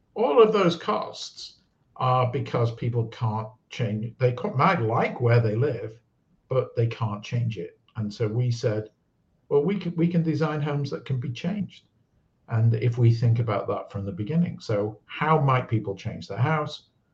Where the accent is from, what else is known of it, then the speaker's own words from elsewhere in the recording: United Kingdom; moved away; I'm British, born in the UK, and I worked around the world